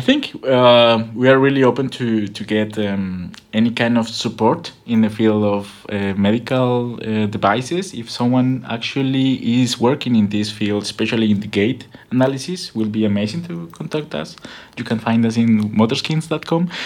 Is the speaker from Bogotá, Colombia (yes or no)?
yes; Bogota, Colombia; English is a second language; moved away as an adult; also born or lived in Buenos Aires, Argentina; now in Berlin, Germany; I am from Colombia, from Bogota.